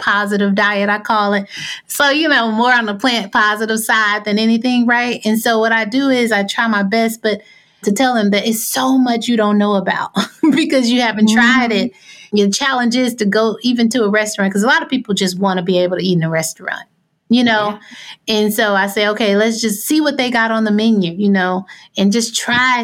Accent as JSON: {"language": "English", "region": "Arkansas", "country": "United States", "tie": "born or raised there", "said": "I grew up in Arkansas"}